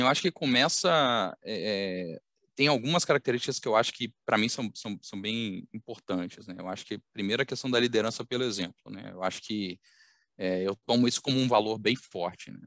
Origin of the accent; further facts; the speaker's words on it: Belo Horizonte, Minas Gerais, Brazil; accent: mineiro; now in Rio de Janeiro, Brazil; eu vou começar pelo sotaque, vocês vão detectar em algum momento, mas eu sou mineiro, então sou, sou mineiro de Belo Horizonte